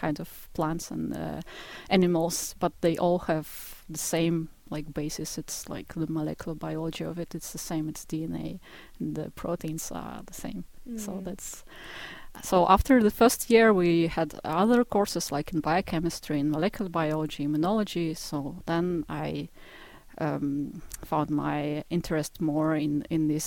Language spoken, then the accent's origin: English; Izhevsk, Udmurtia, Russia; moved away; I was born in the middle of Russia. It's a place called Ijevsk and it's a city close to Ural Mountains